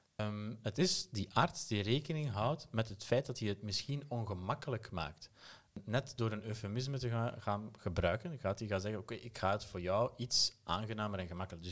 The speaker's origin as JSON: {"language": "Dutch", "town": "Aalst", "region": "Flanders", "country": "Belgium", "tie": "born or raised there", "also_born_or_lived": "Turkey / Germany", "accent": "Belgian", "moved": "as an adult", "lives_now": "Utrecht, Netherlands", "said": "stemgeluid zal je onmiddellijk verraden dat ik uit België kom. Eh, geboren in Aalst"}